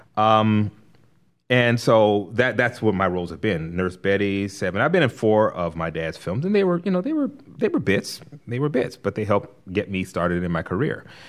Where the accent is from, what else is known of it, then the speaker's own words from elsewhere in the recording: Compton, California, United States; moved away as an adult; also born or lived in Los Angeles; now in Rock Hill, United States; I'm from Los Angeles. I was born and raised there, born in L A, raised in Compton